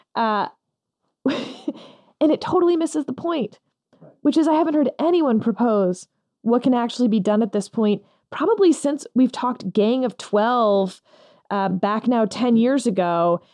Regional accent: Texas, United States; as a Texan

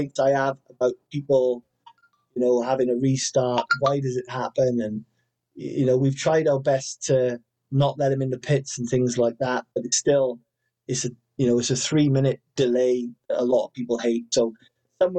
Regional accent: Wales, United Kingdom; I'm Welsh

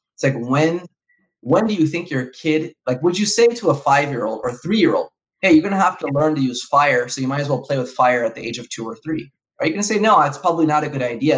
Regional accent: Los Angeles, California, United States; I was raised in Southern California. I was born in Los Angeles

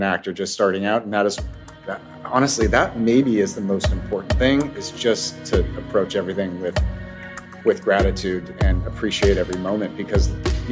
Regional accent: West Covina, California, United States; I was born and raised in Southern California in the San Gabriel Valley. Most of my life in West Covina

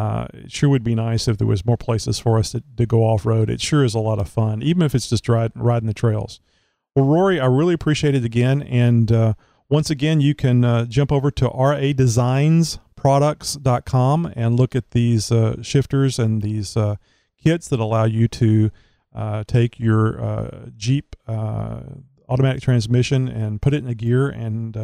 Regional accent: Southeast Texas, United States; I'm from Texas. I was born here. I've lived my entire life in Southeast Texas

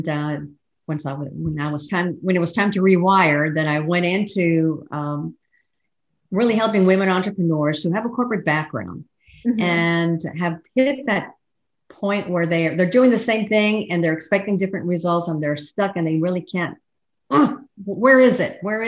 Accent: El Paso, Texas, United States; moved away as an adult; now in Fort Worth, United States; I'm a long life Texan, was born and raised in El Paso

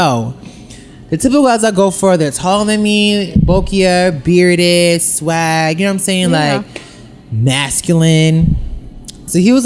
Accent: New York, United States; I'm from New York

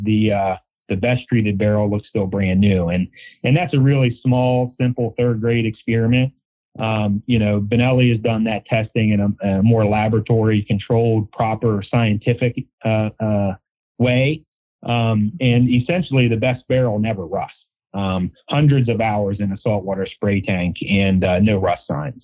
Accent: Maryland, United States; Here in Maryland, born and raised on the Chesapeake Bay and tributaries

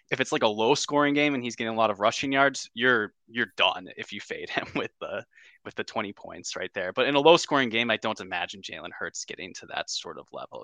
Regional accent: Wisconsin, United States; we're from Wisconsin

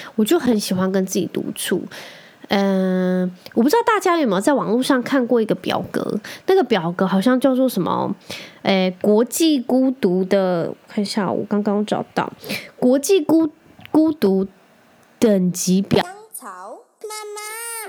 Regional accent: Penghu County, Taiwan; 我就是澎湖人，我就在澎湖长大大，我很常一个人去，就是散步去河堤啊

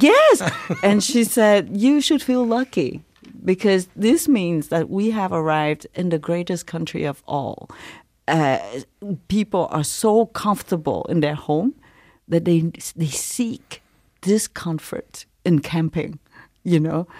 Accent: Montreal, Quebec, Canada; English is a second language; also born or lived in Saigon, Vietnam / refugee camp, Malaysia; I'm from Montreal

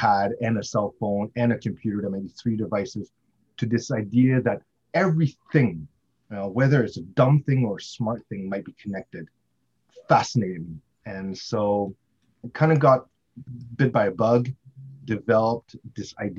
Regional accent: Montreal, Quebec, Canada; also born or lived in Ontario, Canada; now in Vancouver, Canada; I grew up in Montreal

